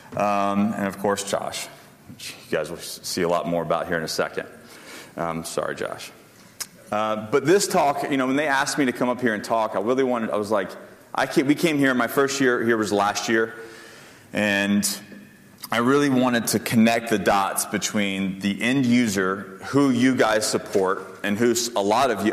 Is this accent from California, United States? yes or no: no; Panama City, Florida, United States; I grew up in Panama City, Florida